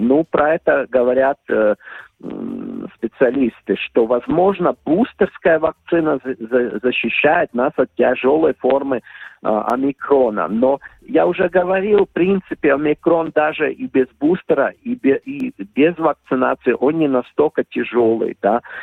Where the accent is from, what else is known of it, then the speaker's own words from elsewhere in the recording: Ventspils, Latvia; also born or lived in Riga; мой родной город Венспилс